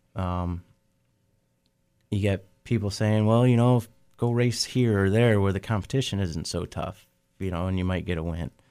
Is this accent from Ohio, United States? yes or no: yes; Oakshade, Ohio, United States; Oak Shade's the, you know, my hometown track